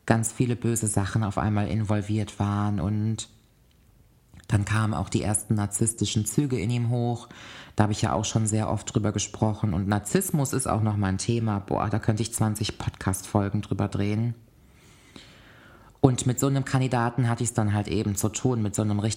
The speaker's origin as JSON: {"language": "German", "town": "Cologne", "region": "North Rhine-Westphalia", "country": "Germany", "tie": "born or raised there", "also_born_or_lived": "Koblenz", "said": "bin dann nochmal zurück in meine Heimatstadt Köln gezogen."}